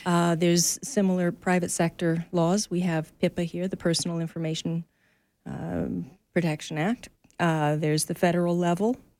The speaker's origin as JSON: {"language": "English", "country": "Canada", "said": "we Canadians"}